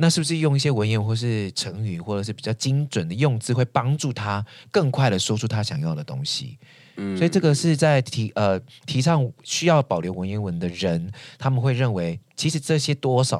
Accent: Taiwan; 其实我们要在意的是，这个我们从这个基底当中发展出来属于我们台湾人真正有的东西。

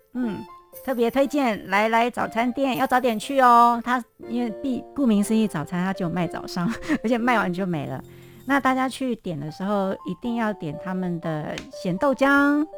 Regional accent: Kaohsiung, Taiwan; 我小一到小六是在高雄的眷村长大的

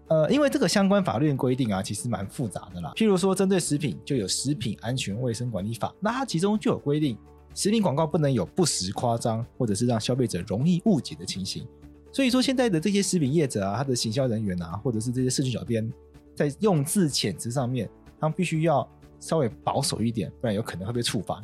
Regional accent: Taitung, Taitung County, Taiwan; 台东就是我的家乡了

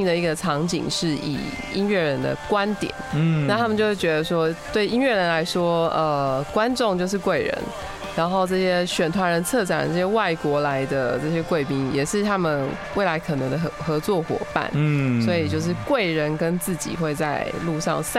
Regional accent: Taipei, Taiwan; 我是台北人。

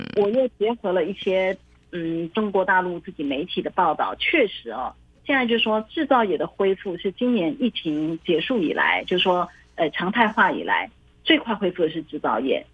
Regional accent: Taiwan; moved away as an adult; now in Shanghai, China; 我作为台湾人

